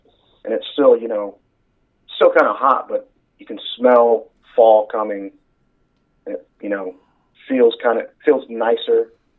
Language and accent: English; Texas, United States; we're from Texas, so we're used to that heat.